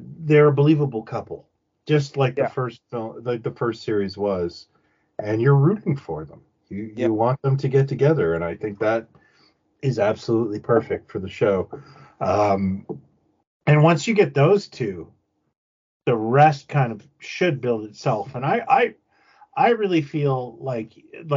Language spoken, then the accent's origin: English; Canada; I'm Canadian and, you know, my grandparents from the UK